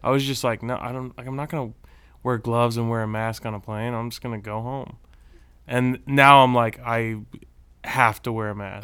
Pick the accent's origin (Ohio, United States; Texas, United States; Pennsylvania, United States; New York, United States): Texas, United States; now in Southern California, United States; I'm a native Texan. I was born in Texas